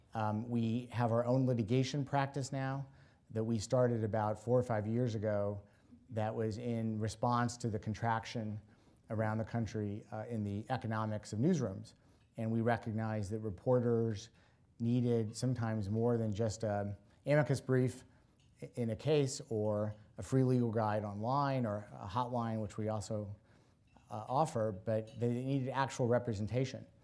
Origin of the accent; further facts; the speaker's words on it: Washington, District of Columbia, United States; my hometown, Washington, D C